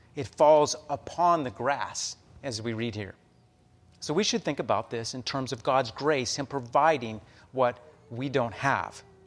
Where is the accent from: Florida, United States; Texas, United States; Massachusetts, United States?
Texas, United States; Amarillo; now in Omaha, United States; my hometown of Amarillo, Texas